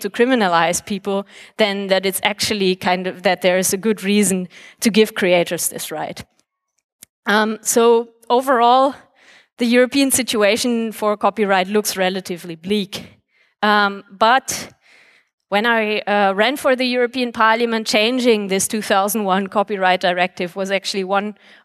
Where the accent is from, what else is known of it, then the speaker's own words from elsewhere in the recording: Germany; my home country of Germany